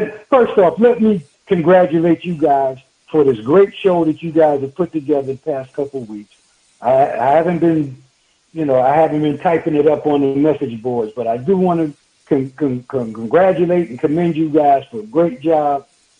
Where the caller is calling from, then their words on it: Tampa, Florida, United States; calling from Tampa, Florida, baby.